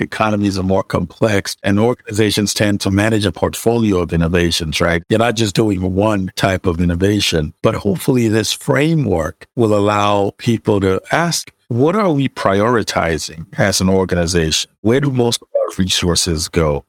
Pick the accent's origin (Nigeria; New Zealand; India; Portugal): Nigeria; moved away; I'm originally Nigerian